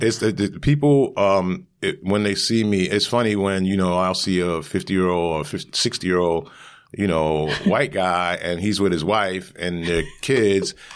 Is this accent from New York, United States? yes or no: yes; New York City, New York, United States; I'm from Brooklyn